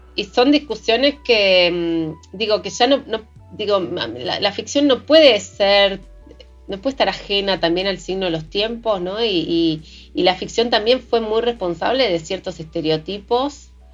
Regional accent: Patagonia, Argentina; mujer latinoamericana, patagónica, pueblerina

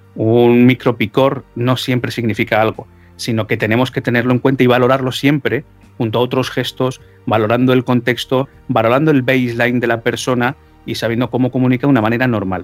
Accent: Spain; yo como soy español

